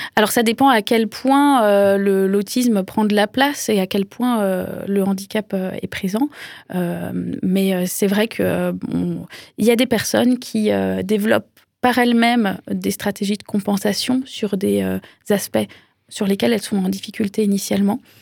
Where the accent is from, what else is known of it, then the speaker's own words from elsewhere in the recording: France; chez nous en France